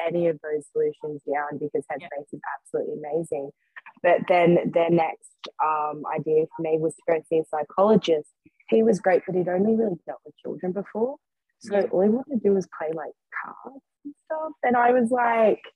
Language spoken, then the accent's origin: English; hometown about 2 hours out of Sydney, New South Wales, Australia; Back in my hometown, like, it was kind of capital if like 2 hours out of Sydney, so quite busy